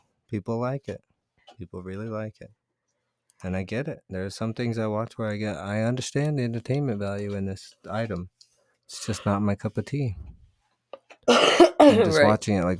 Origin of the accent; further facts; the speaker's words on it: Canada; accent: Canadian; Ashton says he always loves my Canadian accent.